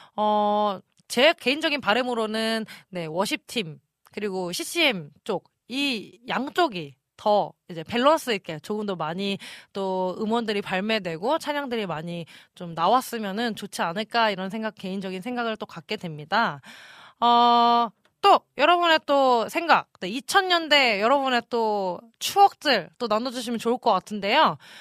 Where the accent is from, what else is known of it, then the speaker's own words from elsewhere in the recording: Incheon, South Korea; moved away; 초등학생 때다 보니까 저는 인천에서 살았었거든요